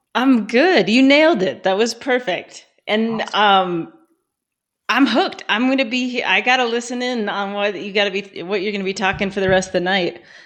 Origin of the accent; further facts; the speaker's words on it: Colorado, United States; moved away as an adult; also born or lived in Manchester, United Kingdom; I was born and raised in Colorado.